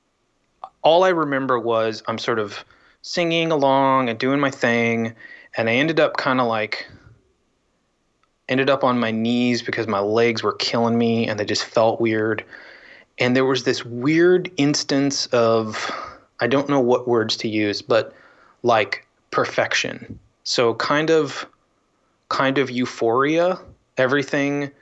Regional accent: Rochester, New York, United States; moved away; also born or lived in Kansas City, Missouri / Washington, D.C.; we moved to upstate New York. Lived in Rochester for a long time

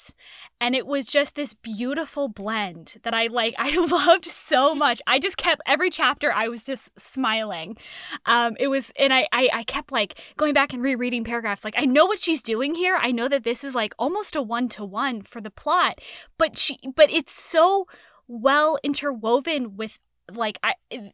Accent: San Francisco, California, United States; I am from San Francisco.

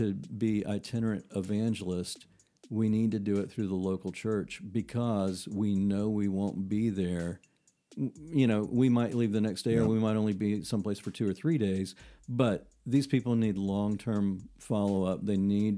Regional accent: South Carolina, United States; accent: South Carolina

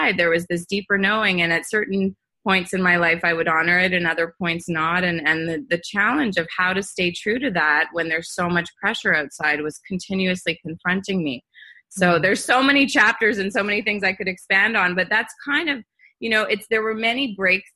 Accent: Montreal, Quebec, Canada; I grew up in Montreal. I'm from Canada

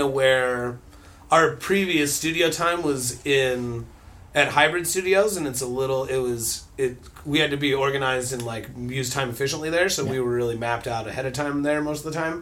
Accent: Columbine Valley, Colorado, United States; now in Southern California, United States; I'm from Denver originally, um, Columbine Valley really

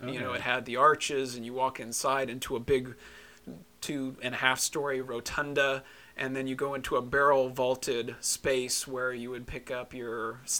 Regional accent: Terre Haute, Indiana, United States; born or raised there; now in Evansville, United States

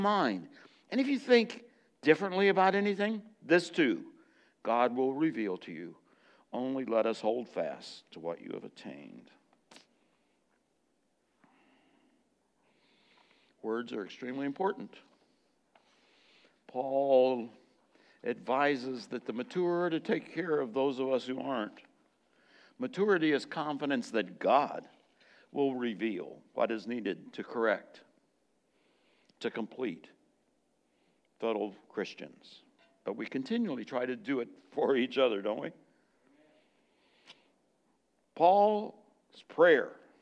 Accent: United States; as an American

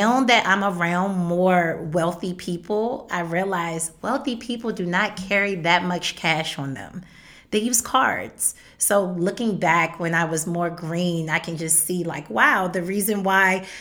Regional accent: Maryland, United States; I'm from Maryland

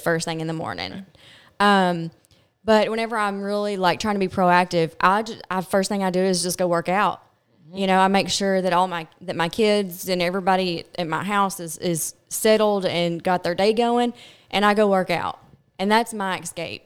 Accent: Glasgow, Kentucky, United States; I'm from Glasgow, Kentucky

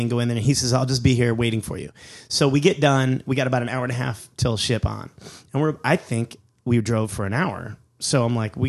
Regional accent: United States; I'm American, and I live in a less homophobic society

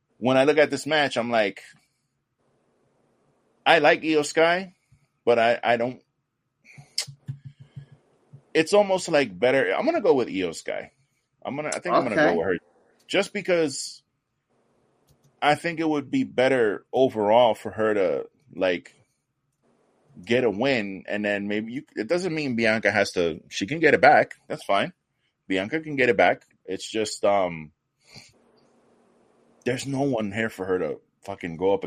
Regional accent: New York, United States; moved away; also born or lived in Florida; I was born in New York. I learned most of my Spanish when I moved to Florida

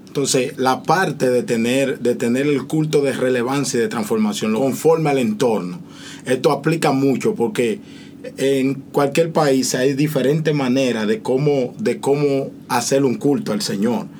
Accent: Dominican Republic; yo que soy dominicano

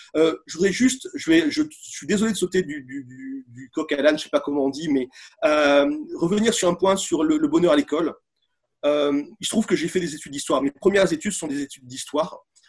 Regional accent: Bordeaux, Nouvelle-Aquitaine, France; je suis de Bordeaux

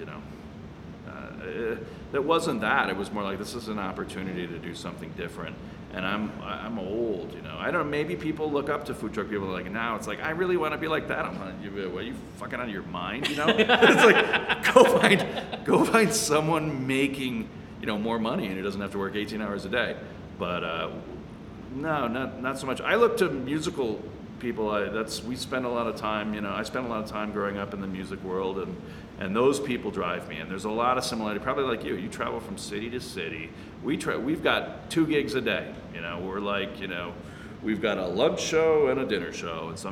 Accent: Chicago, Illinois, United States; now in Denver, United States; I'm from Chicago

